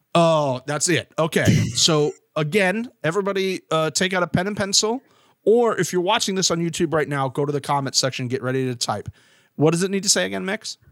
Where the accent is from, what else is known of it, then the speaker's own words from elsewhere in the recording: Florida, United States; coming from a Florida standpoint